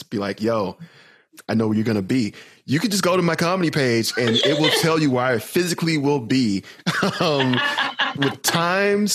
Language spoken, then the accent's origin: English; the South, United States; I'm from the South